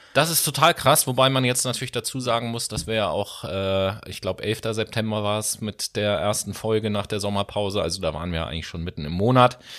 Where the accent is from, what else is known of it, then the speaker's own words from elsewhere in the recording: Hamburg, Germany; als Hamburger